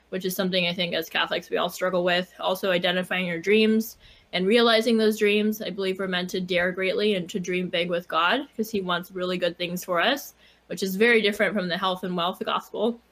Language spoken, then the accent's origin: English; Silicon Valley, California, United States; moved away; also born or lived in Chicago; I was raised in Silicon Valley